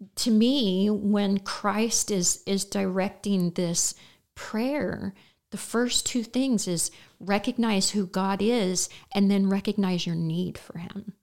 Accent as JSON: {"language": "English", "town": "Terre Haute", "region": "Indiana", "country": "United States", "moved": "as an adult", "lives_now": "Effingham, United States", "said": "Terre Haute, Indiana, and, uh, all of my children and grandchildren are still roughly in that area"}